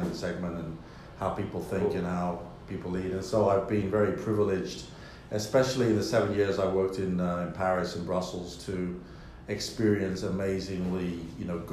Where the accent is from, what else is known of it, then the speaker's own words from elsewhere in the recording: London, United Kingdom; I love my hometown. I love London